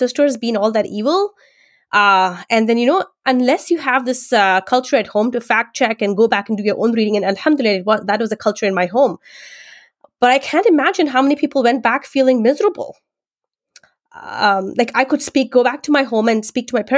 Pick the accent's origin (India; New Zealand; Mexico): India; my school days growing up in India as a minority